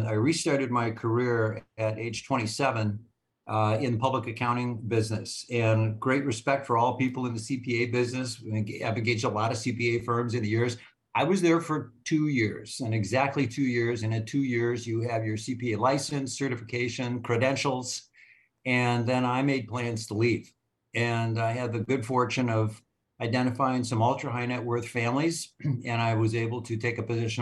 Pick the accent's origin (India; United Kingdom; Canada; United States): United States; Minneapolis, Minnesota; I'm from Minneapolis, Minnesota